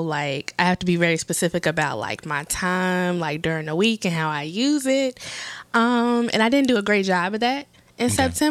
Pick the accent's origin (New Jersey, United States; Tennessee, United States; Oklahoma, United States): Tennessee, United States; Memphis; also born or lived in Chicago; And then we moved to Memphis when I was like 9, 10. So I was raised in the South, but I was always back and forth to Chicago a lot.